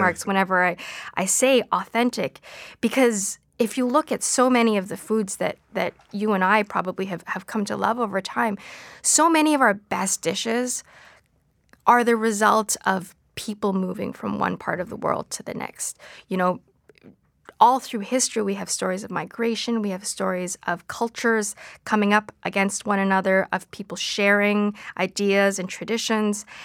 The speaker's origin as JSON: {"language": "English", "town": "Vancouver", "region": "British Columbia", "country": "Canada", "tie": "born or raised there", "moved": "yes", "said": "growing up in Vancouver at the time"}